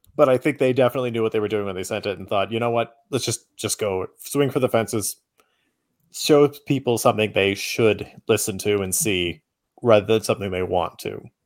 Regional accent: United States; as an American, it hit a little bit differently

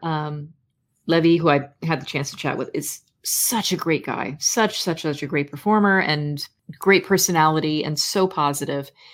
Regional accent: United States; I am an American

